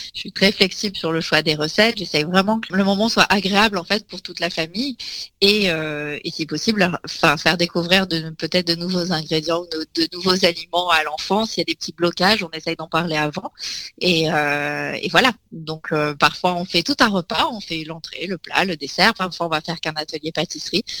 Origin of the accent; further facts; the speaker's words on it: Nice, Provence-Alpes-Côte d'Azur, France; je suis née à Nice, donc on a, j'ai appris toutes les, recettes de cuisine niçoise possibles et inimaginables